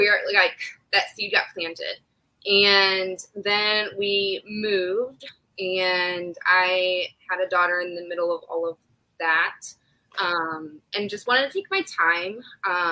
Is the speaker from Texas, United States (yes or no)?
no; Ohio, United States; moved away as an adult; also born or lived in South Carolina / Virginia; I am from Ohio, but I've lived other places. We've been back for almost a year and a half